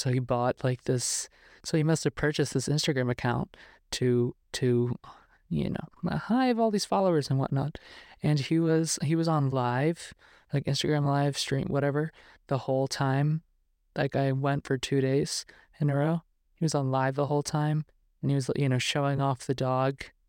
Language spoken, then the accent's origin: English; New York, United States; now in Los Angeles, United States; I'm from New York.